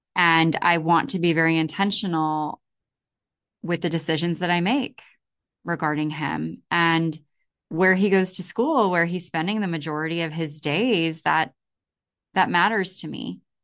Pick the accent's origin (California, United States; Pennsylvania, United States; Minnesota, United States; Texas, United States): California, United States; I come from California